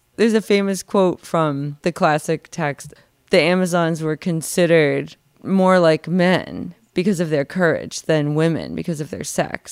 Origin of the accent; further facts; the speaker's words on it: Boston, Massachusetts, United States; I was from Boston